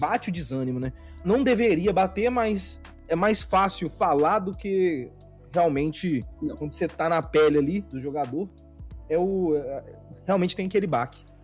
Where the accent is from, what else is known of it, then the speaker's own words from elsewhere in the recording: Belo Horizonte, Minas Gerais, Brazil; now in São Paulo, Brazil; Eu sou de Belo Horizonte